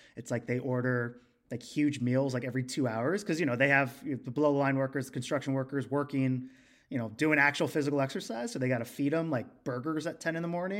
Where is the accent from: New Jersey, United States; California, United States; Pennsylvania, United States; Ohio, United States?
Ohio, United States; Cincinnati; I'm from Cincinnati